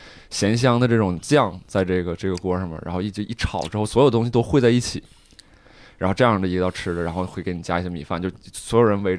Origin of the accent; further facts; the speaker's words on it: Changchun, Jilin, China; 我是长春的